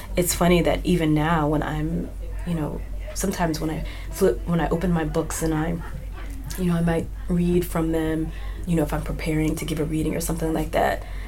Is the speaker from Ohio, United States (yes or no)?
no; Mississippi, United States; I grew up in Mississippi